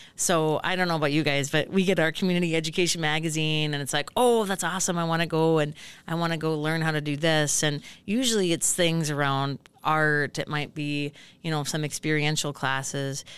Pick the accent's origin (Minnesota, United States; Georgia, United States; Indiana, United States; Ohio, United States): Minnesota, United States; Hill City; moved away as an adult; also born or lived in Grand Rapids, Minnesota; I grew up in Hill City, just about ninety ninety, eighty-five miles from here